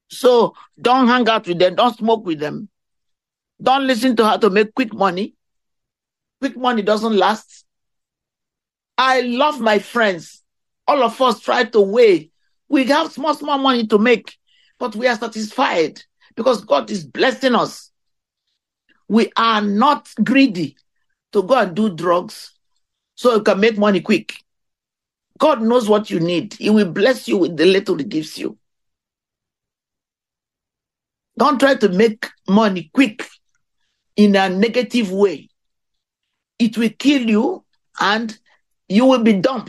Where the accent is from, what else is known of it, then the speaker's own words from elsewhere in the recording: India; moved away; where I came from India